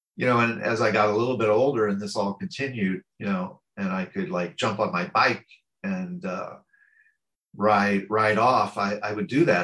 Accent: St. Louis, Missouri, United States; I'm American. I was born in the Midwest of the United States um, in a city called St. Louis

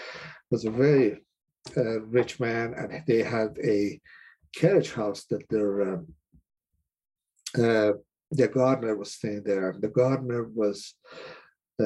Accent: Iran; moved away as an adult; also born or lived in Cleveland, Ohio; now in United States; I'm originally from Iran. I came to the States in 1978

